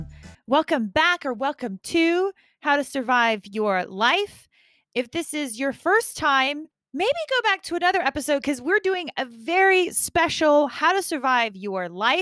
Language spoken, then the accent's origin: English; United States; first language English; I'm an American, so I always tend to say season one.